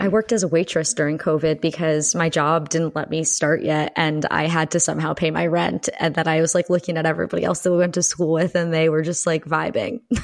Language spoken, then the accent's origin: English; Pennsylvania, United States; I am calling in from suburban Pennsylvania, also from where I grew up in my childhood.